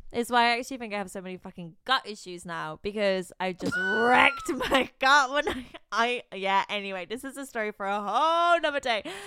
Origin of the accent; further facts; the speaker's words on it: Bristol, South West England, United Kingdom; moved away as an adult; now in London, United Kingdom; I grew up in Bristol